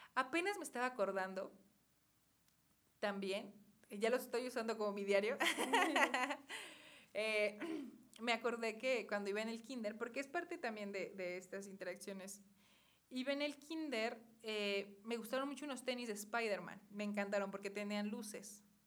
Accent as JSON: {"language": "Spanish", "town": "Cuautitlán", "region": "State of Mexico", "country": "Mexico", "tie": "born or raised there", "said": "nuestro municipio de Cuautitlán, ¿no? Yo soy nativa de aquí"}